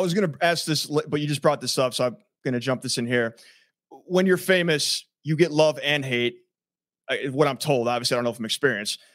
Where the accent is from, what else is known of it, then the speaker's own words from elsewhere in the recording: Lakewood, Ohio, United States; I grew up in Lakewood